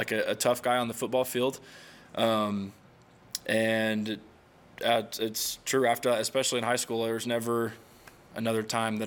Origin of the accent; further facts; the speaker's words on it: Arkansas, United States; moved away as an adult; now in Provo, United States; my home state, Arkansas